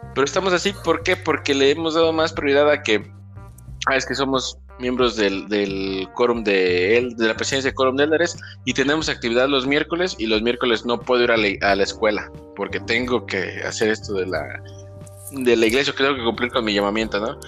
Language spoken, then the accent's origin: Spanish; Sahuayo, Michoacán, Mexico; de donde somos originarios, de Saguayo